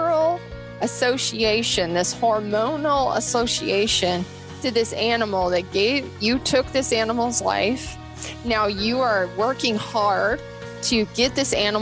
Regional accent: Bozeman, Montana, United States; also born or lived in Seattle, Washington; I went to MSU here in Bozeman. I grew up in Bozeman

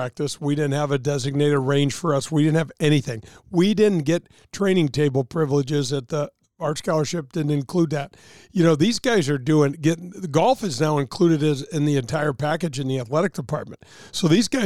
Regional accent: St. Louis, Missouri, United States; I grew up in the North County area too

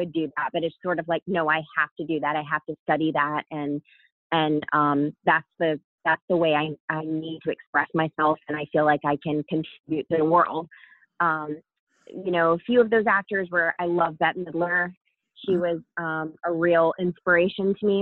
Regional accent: Savannah, Georgia, United States; also born or lived in Atlanta, Georgia; I grew up in the US. I'm American. I grew up in Georgia, Savannah, Georgia

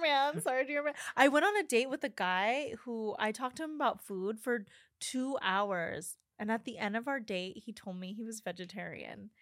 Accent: New Mexico, United States; because I grew up in New Mexico

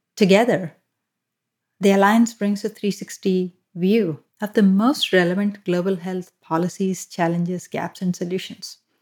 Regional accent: Hyderabad, Telangana, India; moved away as an adult; also born or lived in Mumbai / Kolkata; now in United States; I'm from the south of India and, uh, I was born in Hyderabad. Um, I've lived in multiple cities, including Hyderabad, Mumbai, and Kolkata

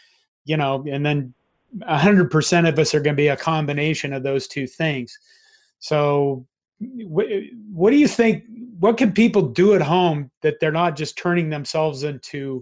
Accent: Nebraska, United States; growing up in Nebraska, everything except Omaha and Lincoln's pretty much rural

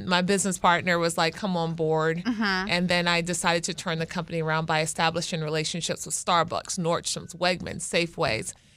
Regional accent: Baltimore, Maryland, United States; I'm an attorney from Baltimore.

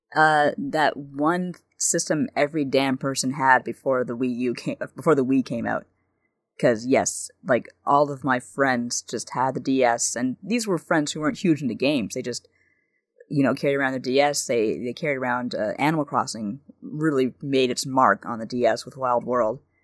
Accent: Canada; being Canadian

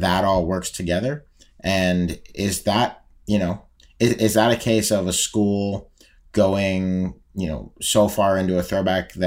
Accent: Pittsburgh, Pennsylvania, United States; I'm from Pittsburgh

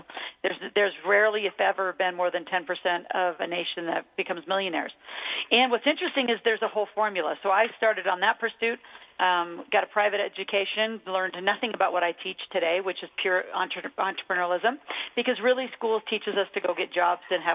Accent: Mead, Nebraska, United States; I grew up in Meade, Nebraska, which is out in the middle of nowhere between Omaha and Lincoln

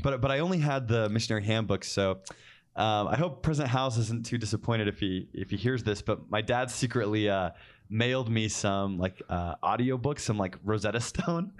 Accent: Cottonwood Heights, Utah, United States; I actually just grew up down the street from where the Ostlers are, so in Collingwood Heights, Utah

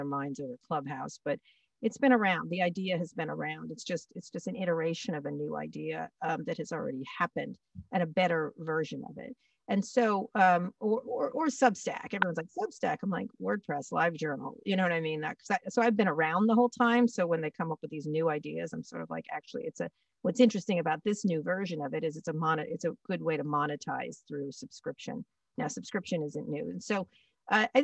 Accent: Washington, District of Columbia, United States; It was our hometown, my hometown

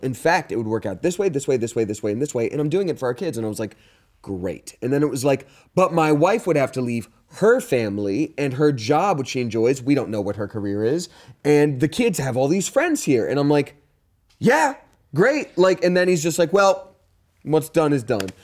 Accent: Georgia, United States; I'm from Georgia

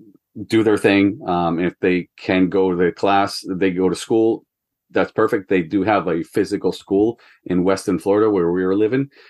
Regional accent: Ecuador; moved away as an adult; also born or lived in New Hampshire, United States; now in United States; I'm from Ecuador originally. And then I went to college in the U.S. for soccer

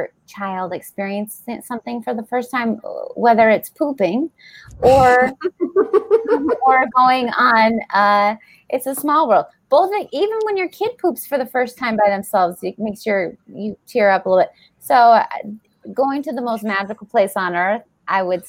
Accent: Denver, Colorado, United States; I grew up in Denver, Colorado

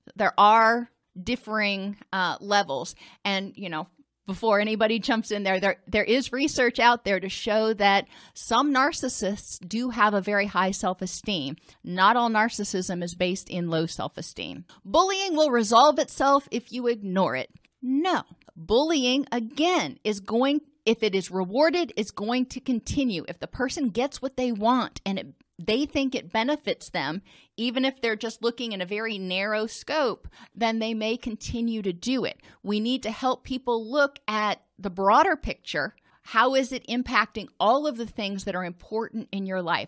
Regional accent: Indianapolis, Indiana, United States; I grew up in Indianapolis

